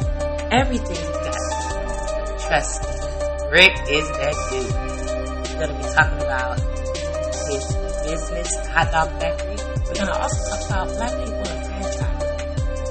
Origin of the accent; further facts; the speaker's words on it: Chicago, Illinois, United States; I'm from Chicago